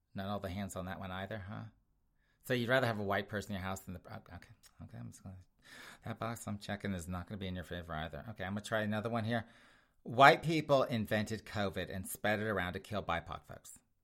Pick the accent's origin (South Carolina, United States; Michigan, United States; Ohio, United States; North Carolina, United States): South Carolina, United States; Spartanburg; my hometown.